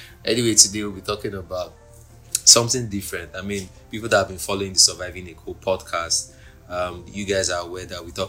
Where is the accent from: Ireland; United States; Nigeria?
Nigeria; Lagos; also born or lived in Oba, Anambra State; I'm from Oba in Idemili South local government of Anambra State, but I grew up in Lagos. So maybe that's why you don't hear me speaking a lot of Igbo